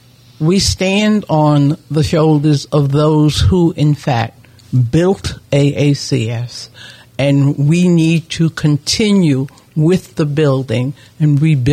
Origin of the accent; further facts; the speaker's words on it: New York City, New York, United States; I grew up in in the Harlem area, in the Mount Morris Park area.